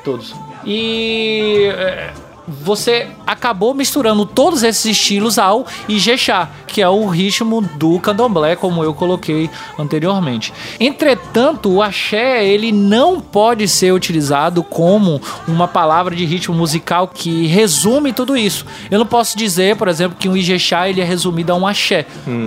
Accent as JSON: {"language": "Portuguese", "region": "Bahia", "country": "Brazil", "said": "Para falar da minha terra. Vai, Bahia!"}